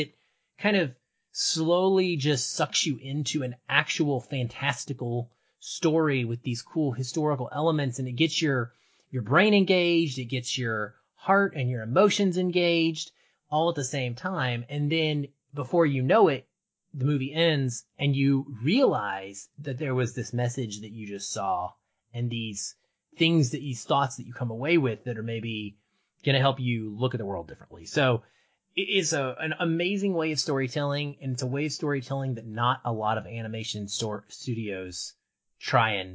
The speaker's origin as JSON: {"language": "English", "region": "the South", "country": "United States", "tie": "born or raised there", "said": "you and I grew up in the South"}